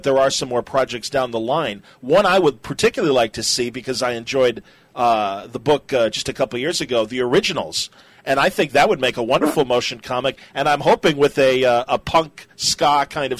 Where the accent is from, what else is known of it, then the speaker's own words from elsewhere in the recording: United States; as an American